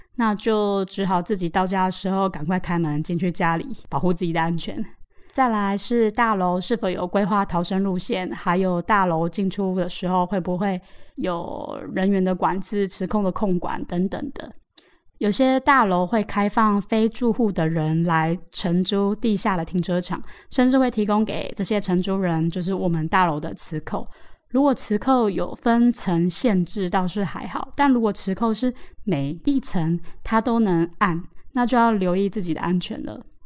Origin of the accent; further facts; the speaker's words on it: Taoyuan, Taiwan; now in Taipei, Taiwan; 我们桃园老家